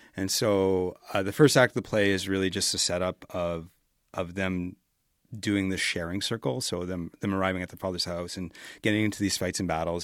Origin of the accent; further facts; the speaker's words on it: Edmonton, Alberta, Canada; I grew up in Millwoods